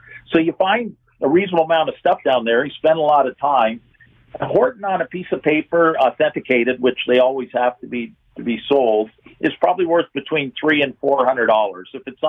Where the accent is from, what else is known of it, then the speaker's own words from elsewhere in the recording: Hamilton, Ontario, Canada; I grew up in Hamilton, but my dad was a Hamilton policeman